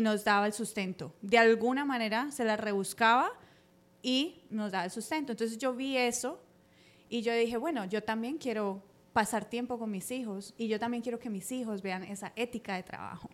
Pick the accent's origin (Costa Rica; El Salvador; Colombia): Colombia; Cali, Valle del Cauca; now in United States; llegué aquí muy joven eh, de Colombia